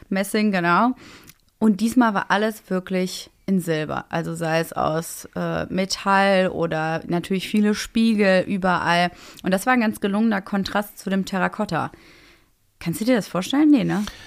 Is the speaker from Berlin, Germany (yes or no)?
yes; Berlin, Germany; als äh, Berlinerin